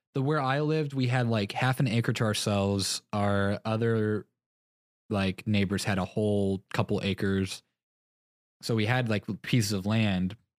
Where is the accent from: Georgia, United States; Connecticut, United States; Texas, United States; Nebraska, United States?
Texas, United States; moved away; growing up in Texas